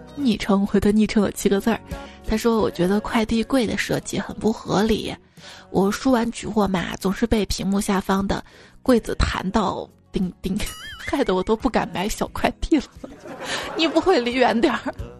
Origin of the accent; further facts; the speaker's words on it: Xi'an, Shaanxi, China; 我是西安的嘛。 我们这边也是有很多河南籍的同学，我们当时上学班上就是这样的